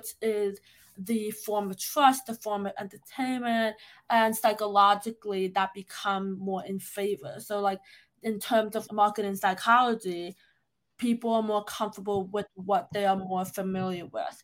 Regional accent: New York, United States; I was born and raised in New York

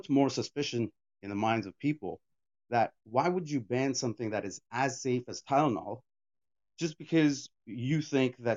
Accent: India; English is a second language; I'm from India

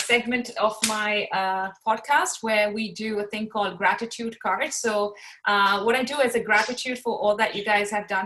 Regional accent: Pakistan; I am from Pakistan

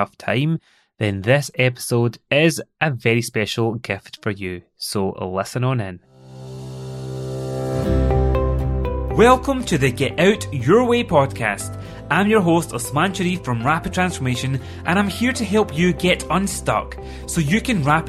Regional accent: Scotland, United Kingdom; accent: Scottish; my lovely Scottish accent

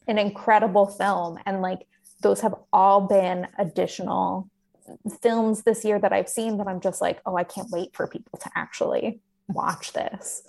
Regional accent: the West, United States; I grew up in the West

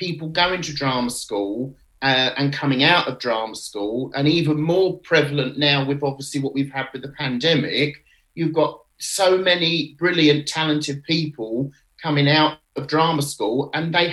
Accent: Canterbury, South East England, United Kingdom; moved away; I'm from Canterbury in Kent originally, and obviously as a child I used to be taken to the Marlowe Theatre to see the panto

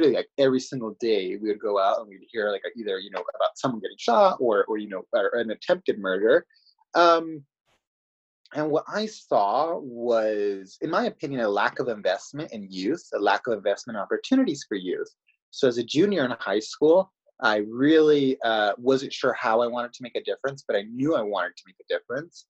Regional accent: Greenfield, California, United States; now in Salinas, United States; my story begins actually in a city of Greenfield. That is where my family is from.

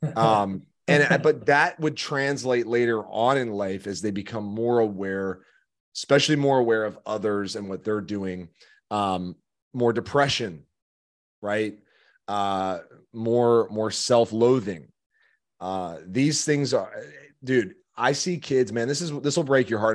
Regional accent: Chicago, Illinois, United States; moved away; I'm from Chicago

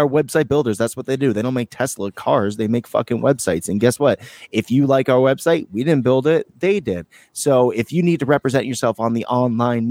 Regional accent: United States; I'm American.

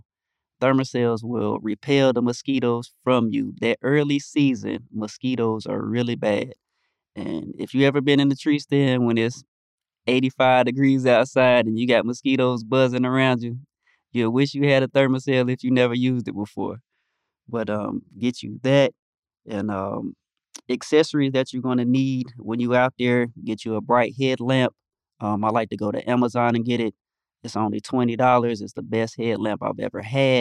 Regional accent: North Carolina, United States; the state of North Carolina, my home state

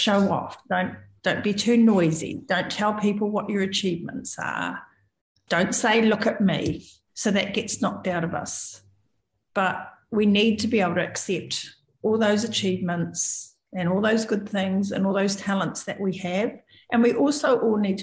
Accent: New Zealand; I'm a Kiwi

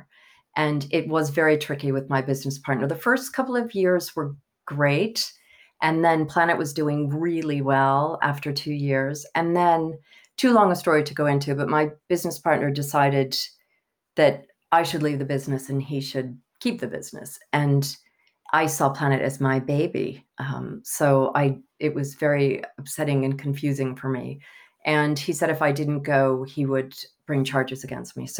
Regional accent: Pascagoula, Mississippi, United States; accent: Southern; moved away as an adult; also born or lived in Italy; now in London, United Kingdom; I was born in Pascagoula, Mississippi

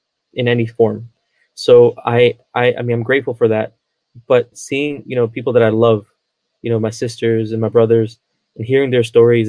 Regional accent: United States; I'm from Maryland, Virginia area

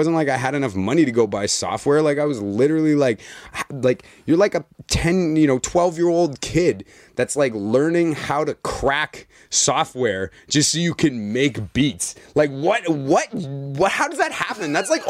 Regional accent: Winnipeg, Manitoba, Canada; because I grew up in Winnipeg, so it's typically like white rock sort of. That's the background.

